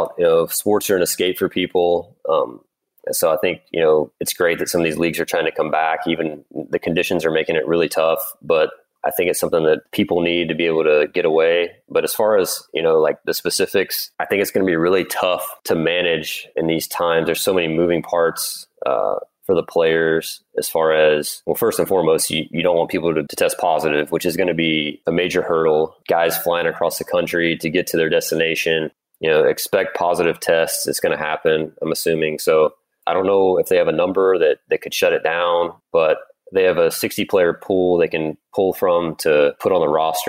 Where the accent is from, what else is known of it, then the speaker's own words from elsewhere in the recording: Louisiana, United States; growing up in Louisiana